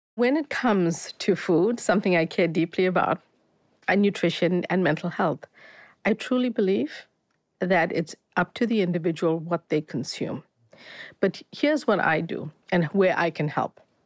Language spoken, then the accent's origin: English; South Africa; moved away as an adult; also born or lived in Boston; I grew up, before I moved to study in Boston, I grew up in South Africa, um, Indian family